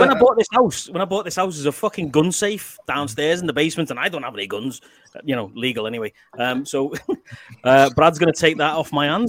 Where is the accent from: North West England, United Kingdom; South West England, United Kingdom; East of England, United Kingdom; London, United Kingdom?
North West England, United Kingdom; Liverpool; accent: Scouse; moved away as an adult; now in Canada; Being a Scouser, I grew up around there, man.